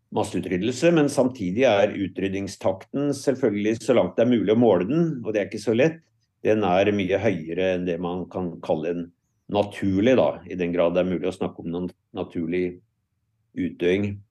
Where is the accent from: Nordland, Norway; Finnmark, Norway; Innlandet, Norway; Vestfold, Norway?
Innlandet, Norway; Lillehammer; jeg er jo sjøl fra Lillehammer, så jeg har jo fulgt og tilbrakte mye av min oppvekst i Lågendeltaet